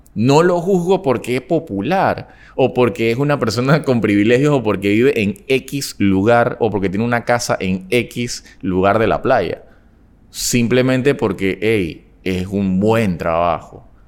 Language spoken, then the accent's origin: Spanish; Panama City, Panama; Todo el mundo lo que me conoce sabe que yo vengo de Panamá Viejo